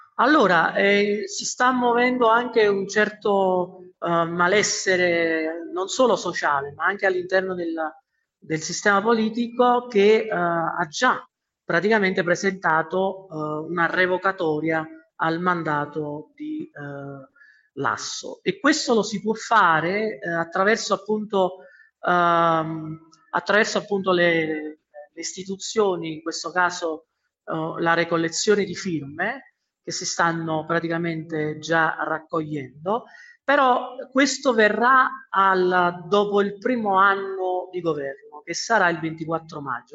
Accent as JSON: {"language": "Italian", "town": "Naples", "region": "Campania", "country": "Italy", "moved": "yes", "lives_now": "Quito, Ecuador", "said": "come napoletano"}